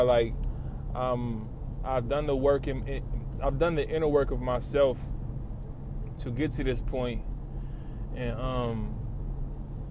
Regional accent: Lawton, Oklahoma, United States; moved away as an adult; now in Oklahoma City, United States; I'm from Lawton

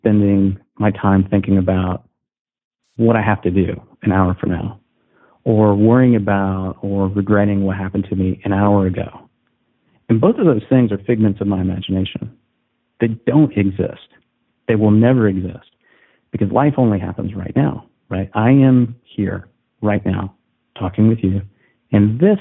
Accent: Southern Indiana, United States; I'm a Midwestern guy. So I'm from Southern Indiana

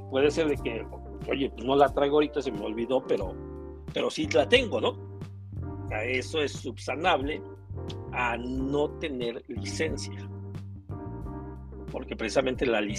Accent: Tlaxcala, Mexico; pero yo soy de Tlaxcala, mi licencia es de Tlaxcala.

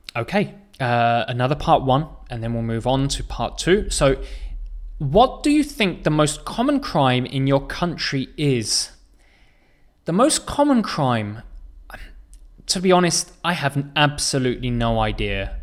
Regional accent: England, United Kingdom; I am from England

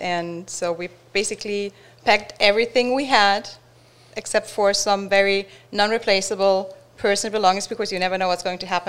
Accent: Germany; English is a second language; moved away as an adult; now in Florida, United States; we're originally from Germany.

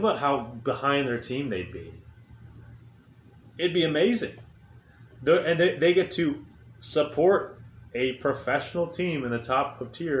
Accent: Chicago, Illinois, United States; now in Washington, D.C., United States; I'm from Chicago. That's a major market.

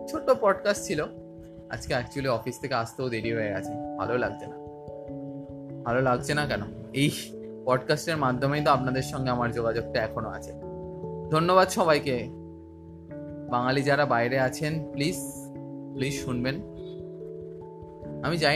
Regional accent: India; বিদেশিদের থেকে চার্জ করা হবেই কিন্তু আমাদের থেকে নেবে না আমরা ইন্ডিয়ান লোক কোনো চাপ নেই

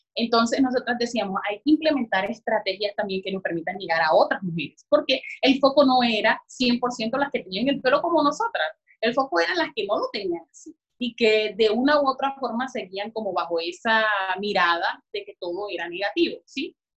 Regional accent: La Guajira, Colombia; allá en La Guajira

